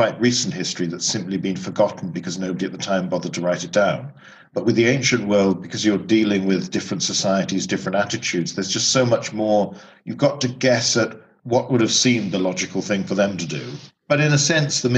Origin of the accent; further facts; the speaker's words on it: United Kingdom; growing up in Britain